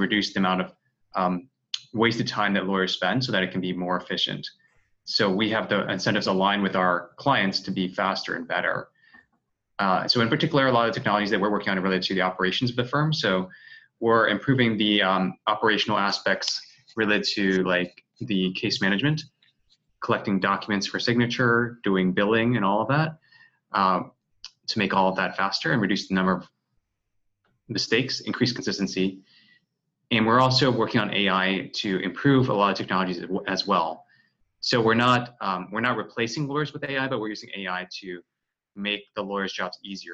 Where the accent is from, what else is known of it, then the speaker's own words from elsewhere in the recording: Washington, District of Columbia, United States; now in San Francisco, United States; my hometown of Washington, D.C.